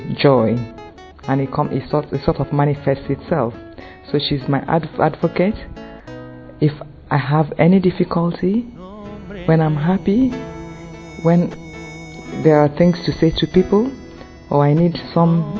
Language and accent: English; Nigeria; moved away as an adult; now in England; I am a Nigerian and came into England to study and do a master's degree program